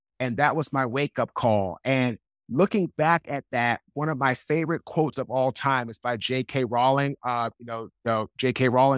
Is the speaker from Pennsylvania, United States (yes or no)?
no; Washington, District of Columbia, United States; also born or lived in Raleigh, North Carolina; now in North Carolina, United States